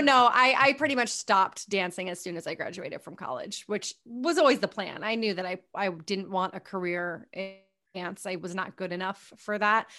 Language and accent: English; Hopkinton, New Hampshire, United States; moved away as an adult; also born or lived in Pennsylvania / Connecticut / New York City; I was born in Pennsylvania, but we moved to New Hampshire when I was nine months old. So I can't say born and raised, but raised in New Hampshire